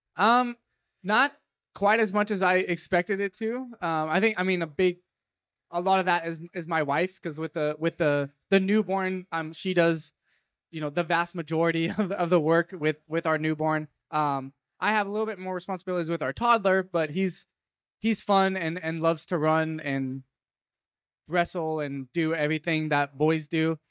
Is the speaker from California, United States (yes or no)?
yes; Fresno, California, United States; my hometown of Fresno